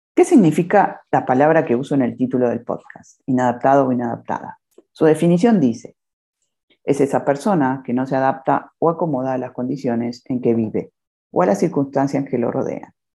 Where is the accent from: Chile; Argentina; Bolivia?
Argentina; Buenos Aires; now in Cancún, Mexico; Soy argentina, de Buenos Aires, y ahora resido en Cancún, México